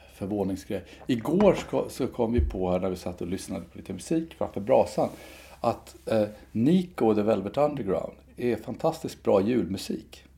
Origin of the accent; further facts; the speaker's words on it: Enköping, Uppsala County, Sweden; kyrkan i Enköping där jag växte upp